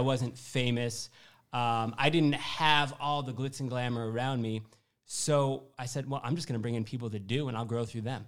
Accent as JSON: {"language": "English", "town": "Syracuse", "region": "New York", "country": "United States", "also_born_or_lived": "Louisville, Kentucky / Manhattan, New York", "moved": "as an adult", "said": "I'm from Syracuse, New York, uh, originally"}